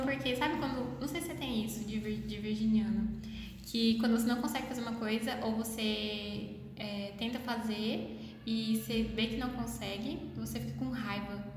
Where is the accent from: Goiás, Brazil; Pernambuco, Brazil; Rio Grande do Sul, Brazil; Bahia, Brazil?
Goiás, Brazil; Goiânia; accent: mineiro; eu sou de Goiânia mesmo, mas eu falo mais do Waik Mineiro, porque eu sou uma fusão de paulista com mineiro. Minha mãe é de Minas, né, meu pai é de São Paulo